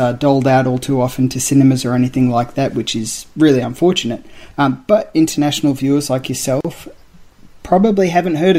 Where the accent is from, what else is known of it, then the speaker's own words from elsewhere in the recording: Australia; I'm Australian